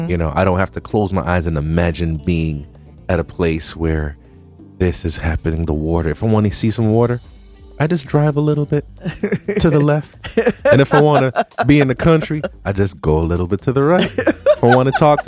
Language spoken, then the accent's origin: English; Jamaica; moved away; I'm Jamaican